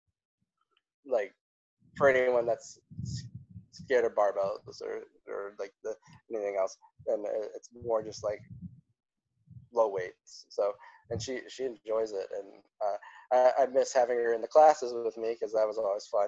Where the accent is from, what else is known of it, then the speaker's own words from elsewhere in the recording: South Bend, Indiana, United States; I grew up in the outside of Chicago, South Bend, Indiana